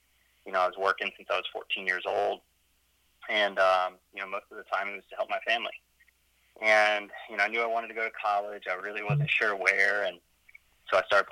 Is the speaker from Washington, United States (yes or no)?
no; Atlanta, Georgia, United States; also born or lived in Sandy Springs; I grew up in Atlanta